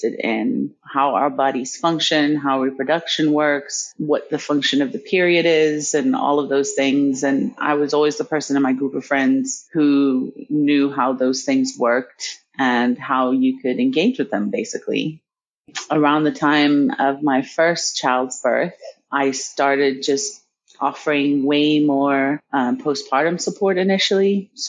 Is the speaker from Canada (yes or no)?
no; Tanzania; born there; But I grew up all over the world, essentially. I was born in Tanzania. That's where my mother's people are from, Nyasa and Yao.